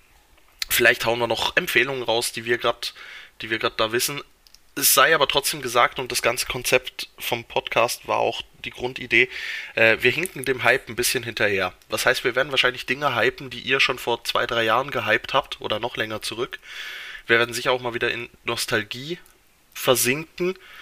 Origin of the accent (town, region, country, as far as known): Switzerland